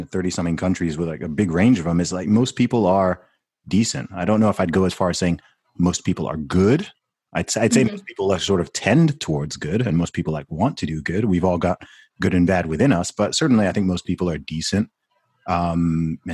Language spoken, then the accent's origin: English; United Kingdom; I'm from the UK